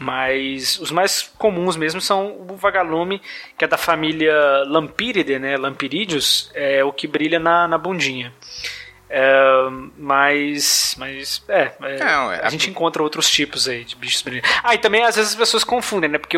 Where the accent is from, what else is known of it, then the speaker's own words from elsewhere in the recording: Goiás, Brazil; Eu sou de Goiás, né?